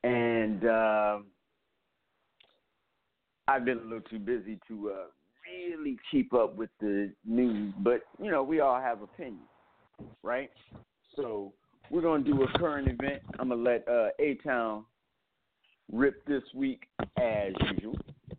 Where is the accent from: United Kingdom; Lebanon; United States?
United States; Cleveland, Ohio; also born or lived in Atlanta, United States / New York City, United States; Yeah, I'm from Cleveland, Ohio, by way of Atlanta, Georgia, by way of Harlem, New York.